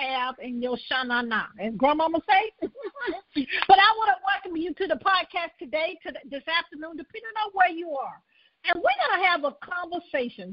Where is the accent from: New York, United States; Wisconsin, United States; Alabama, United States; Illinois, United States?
Alabama, United States; Birmingham; also born or lived in Conyers, Georgia; I was born in Birmingham, Alabama